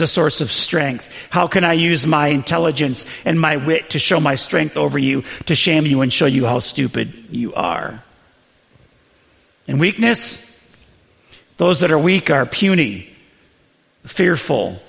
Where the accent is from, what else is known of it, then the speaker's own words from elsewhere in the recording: the North, United States; I was from the North